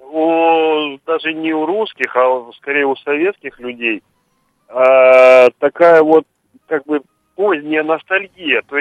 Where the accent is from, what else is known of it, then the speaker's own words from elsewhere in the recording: Odesa, Odesa Oblast, Ukraine; now in Saint Petersburg, Russia; я вообще в Питере живу, родился в Одессе.